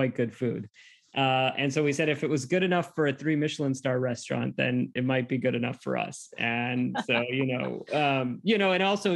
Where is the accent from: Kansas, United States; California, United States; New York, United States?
California, United States; Fremont; I grew up in the Bay Area. I grew up in a small town, at least at when it was a small town called Fremont